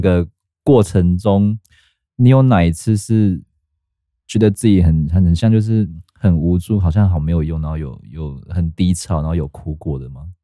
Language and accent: Chinese; southern Taiwan, Taiwan; moved away; 我老家在南部啦